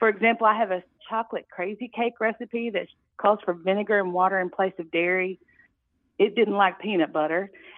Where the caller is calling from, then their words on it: Searcy, Arkansas, United States; I'm calling from Searcy, Arkansas.